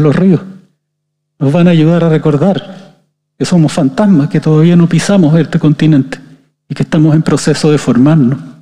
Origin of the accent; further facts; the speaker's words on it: Chile; Esos somos los chilenos